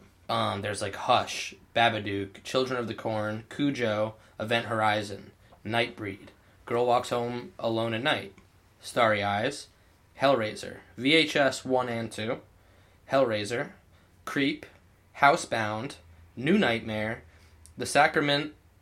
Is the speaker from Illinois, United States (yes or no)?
no; Kent, Connecticut, United States; the town that I grew up in Connecticut.